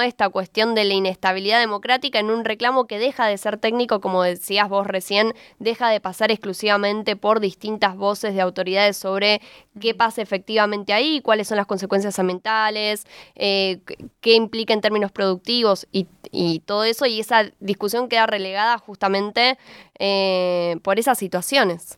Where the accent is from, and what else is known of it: Argentina